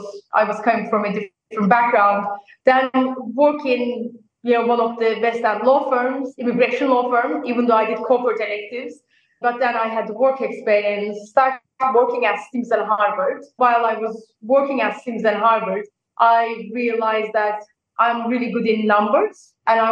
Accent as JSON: {"language": "English", "country": "Turkey", "also_born_or_lived": "Nottingham, United Kingdom", "moved": "as an adult", "lives_now": "New York, United States", "said": "I'm originally from Turkey"}